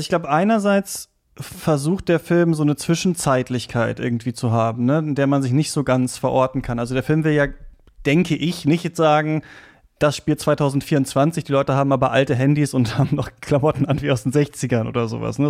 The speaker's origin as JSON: {"language": "German", "region": "Lower Saxony", "country": "Germany", "tie": "born or raised there", "said": "ich bin in Niedersachsen aufgewachsen"}